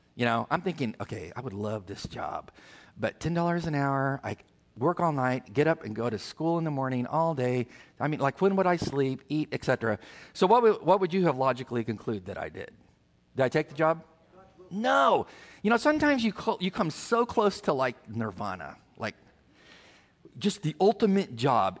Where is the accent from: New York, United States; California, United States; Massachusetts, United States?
California, United States; moved away; where we're from California